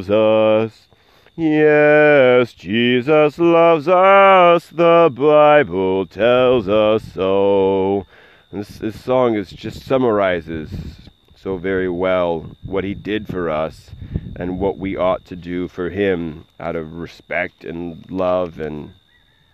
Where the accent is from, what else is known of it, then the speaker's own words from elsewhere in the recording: United States; I am an American